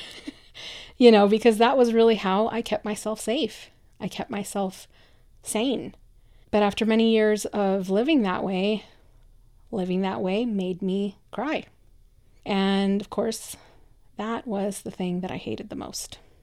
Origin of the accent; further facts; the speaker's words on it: Michoacán, Mexico; English is a second language; moved away; I'm a first generation immigrant, I come from Mexico, from a very kind of traditional little town in the state of Michoacan.